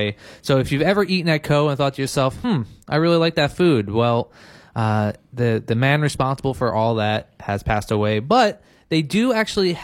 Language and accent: English; Philadelphia, Pennsylvania, United States; now in Maui, United States; I'm from Philadelphia.